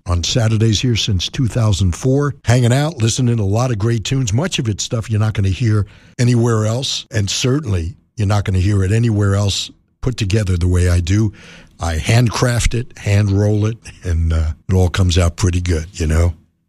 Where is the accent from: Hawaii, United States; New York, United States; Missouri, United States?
New York, United States; New York City; now in Southern California, United States; I'm from New York City